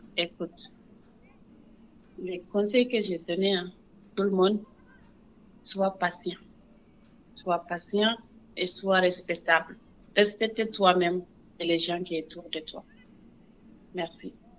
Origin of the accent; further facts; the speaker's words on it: Senegal; moved away as an adult; also born or lived in United States; now in Montreal, Canada; Je suis née au Sénégal. Sénégal, c'est un pays pas facile. Après as de 18 ans, j'ai parti